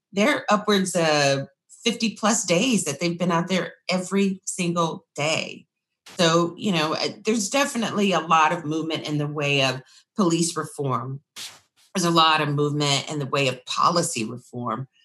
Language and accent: English; Austin, Texas, United States; born or raised there